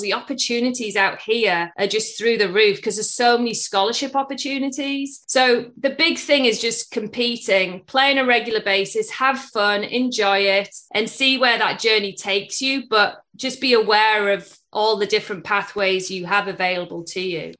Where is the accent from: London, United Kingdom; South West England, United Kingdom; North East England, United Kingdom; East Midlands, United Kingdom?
North East England, United Kingdom; Middlesbrough; moved away as an adult; also born or lived in United States; I'm originally from England in the northeast, a town called Middlesbrough